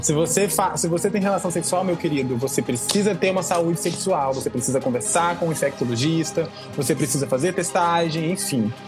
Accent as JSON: {"language": "Portuguese", "town": "Cariacica", "region": "Espírito Santo", "country": "Brazil", "said": "sou de Cariacica, eu tenho muito orgulho"}